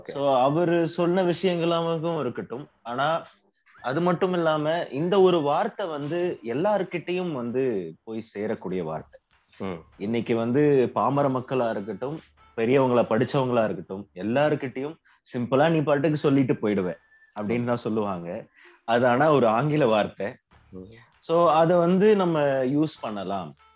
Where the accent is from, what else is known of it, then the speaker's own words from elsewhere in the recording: Cuddalore, Tamil Nadu, India; நான் என்னோட பிறந்த ஊர் கடலூர்